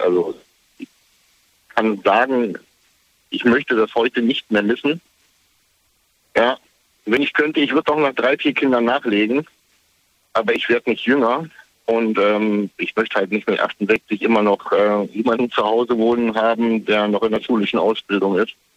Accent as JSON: {"language": "German", "region": "East Germany", "country": "Germany", "tie": "born or raised there", "moved": "yes", "lives_now": "Kamen, Germany", "said": "ich komm aus der DDR"}